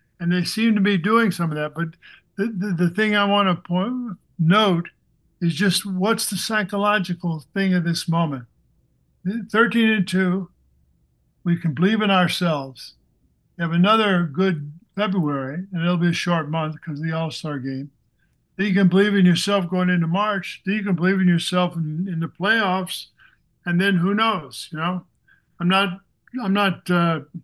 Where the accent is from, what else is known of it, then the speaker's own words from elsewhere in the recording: Missouri, United States; moved away; also born or lived in New Jersey; I grew up in Missouri